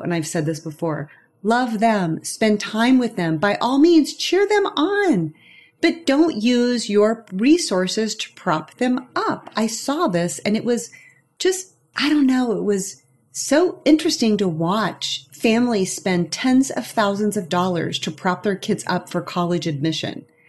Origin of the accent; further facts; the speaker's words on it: St. Joseph, Missouri, United States; moved away as an adult; my mom in St. Joseph, Missouri, where I was born and raised